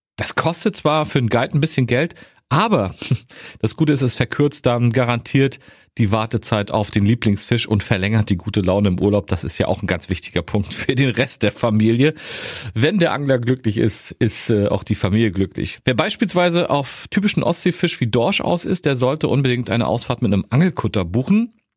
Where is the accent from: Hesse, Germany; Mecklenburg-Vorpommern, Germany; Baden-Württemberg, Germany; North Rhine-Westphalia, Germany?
Mecklenburg-Vorpommern, Germany; bei uns in Mecklenburg-Vorpommern